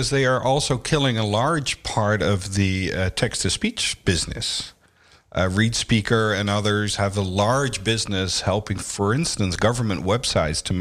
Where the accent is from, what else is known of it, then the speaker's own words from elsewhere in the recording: Amsterdam, North Holland, Netherlands; I've been living most of my life here in Amsterdam.